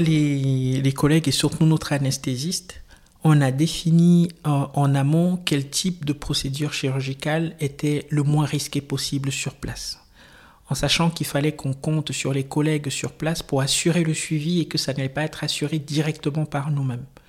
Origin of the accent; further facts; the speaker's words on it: Cameroon; now in Switzerland; Je suis originaire du Cameroun